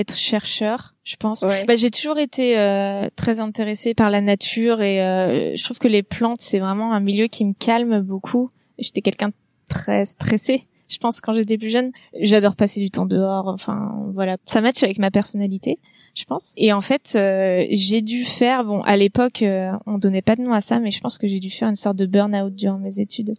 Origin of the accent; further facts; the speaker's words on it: Nantes area, Pays de la Loire, France; moved away as an adult; also born or lived in Cholet / Iceland / Canada; j'ai grandi euh, dans la région nantaise